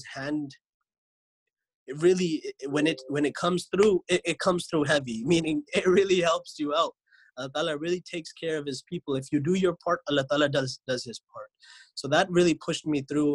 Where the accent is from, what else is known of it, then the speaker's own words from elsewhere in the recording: Lodi, New Jersey, United States; moved away; I grew up in America, in New Jersey. The place I grew up was Lodi, New Jersey.